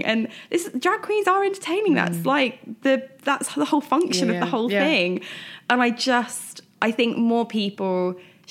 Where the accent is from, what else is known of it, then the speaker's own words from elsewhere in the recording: Brighton, South East England, United Kingdom; I'm from Brighton.